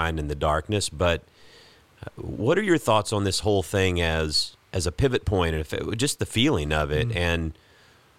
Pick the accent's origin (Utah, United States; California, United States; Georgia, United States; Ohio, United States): Georgia, United States; South; I grew up in South Georgia